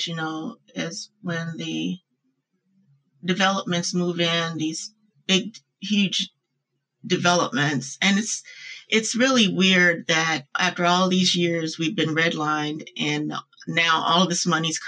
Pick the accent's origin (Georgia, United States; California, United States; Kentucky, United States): Kentucky, United States; Louisville; I'm from Louisville, Kentucky. I grew up there in the disenfranchised part of Louisville called West Louisville.